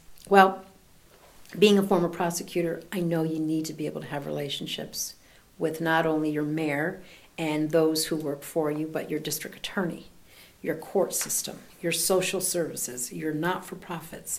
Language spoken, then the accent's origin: English; San Diego, California, United States; moved away as an adult; now in Syracuse, United States; I'm originally from San Diego, California